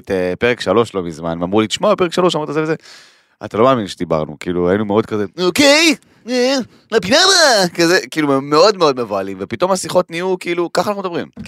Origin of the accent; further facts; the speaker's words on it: Kiryat Arba, Judea and Samaria, Israel; שאני גדלתי בקריית ארבע, אני יודע.